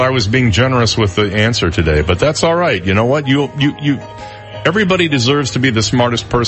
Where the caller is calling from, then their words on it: Naples, Florida, United States; from Naples.